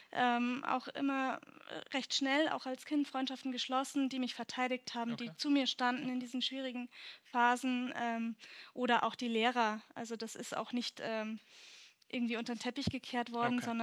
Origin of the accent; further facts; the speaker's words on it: Bavaria, Germany; ich hatte meinen ersten Schultag in Niederbayern, also ich bin von Oberbayern nach Niederbayern mal gezogen, aufgrund der Trennung meiner Eltern.